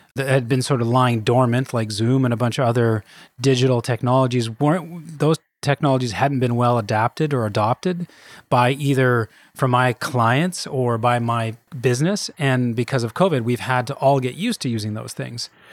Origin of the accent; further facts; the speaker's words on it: Kelowna, British Columbia, Canada; moved away as an adult; I'm from Kelowna originally. That's where I grew up.